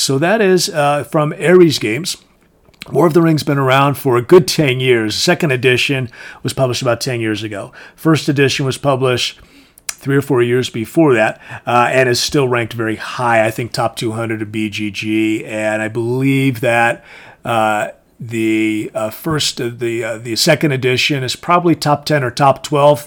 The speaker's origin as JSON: {"language": "English", "region": "Connecticut", "country": "United States", "tie": "born or raised there", "said": "it was starting to get popular where I grew up in Connecticut."}